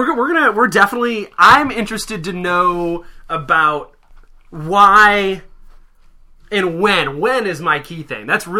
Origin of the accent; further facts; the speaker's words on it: Michigan, United States; I'm from Michigan